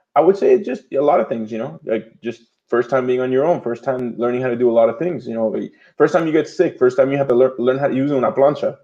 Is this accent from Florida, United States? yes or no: yes; Miami, Florida, United States; I was born here in Miami, Florida, year 1987.